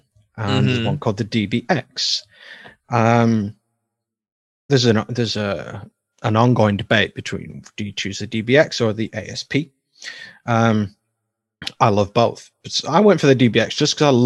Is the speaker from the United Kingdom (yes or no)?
yes; United Kingdom; I'm British